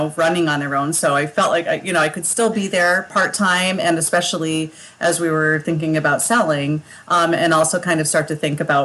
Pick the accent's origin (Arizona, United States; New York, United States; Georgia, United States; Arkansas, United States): New York, United States; Skinny Atlas; moved away; also born or lived in Massachusetts / Colorado / Texas; this is my hometown. This is where I grew up